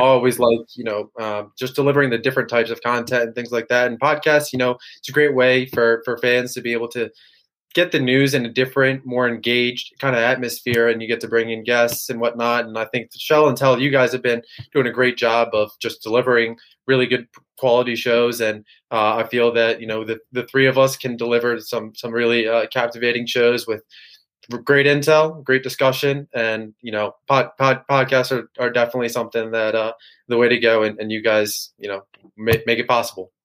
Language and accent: English; Maryland, United States; I grew up near Maryland, uh, 20 minutes away, 30 minutes away from campus